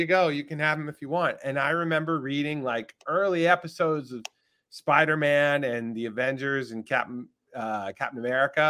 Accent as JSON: {"language": "English", "town": "Winston-Salem", "region": "North Carolina", "country": "United States", "tie": "born or raised there", "said": "Originally, I am from Winston-Salem, North Carolina. I grew up in North Carolina."}